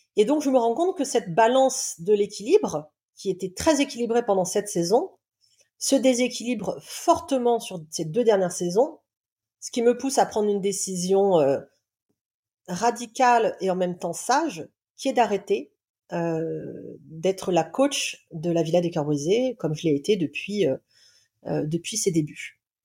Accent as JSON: {"language": "French", "region": "Réunion", "country": "France", "tie": "born or raised there", "also_born_or_lived": "south of France", "said": "Je suis native du sud de la France. Ensuite, j'ai grandi à l'île de la Réunion"}